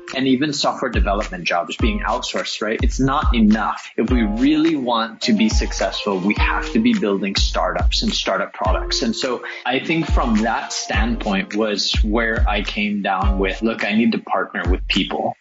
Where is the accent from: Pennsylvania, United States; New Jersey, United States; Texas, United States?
Texas, United States; El Paso; moved away; I grew up in El Paso, Texas, which is mm. right on the border of Mexico